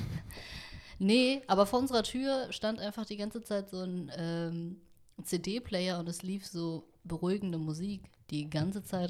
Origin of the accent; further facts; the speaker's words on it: Vietnam; ich bin Vietnamesin